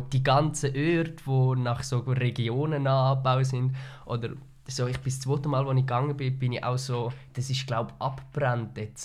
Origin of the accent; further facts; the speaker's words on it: Switzerland; als Schweizer